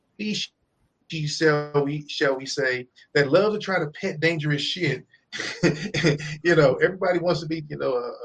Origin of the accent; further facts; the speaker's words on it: Missouri, United States; I'm from Missouri